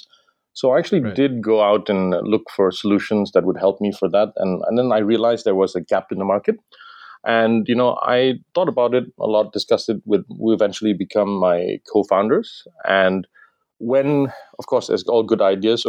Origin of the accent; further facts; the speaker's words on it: Kota Kinabalu, Sabah, Malaysia; moved away as an adult; also born or lived in London; now in Singapore; I was actually born and raised in Sabah and spent most of my early life in Sabah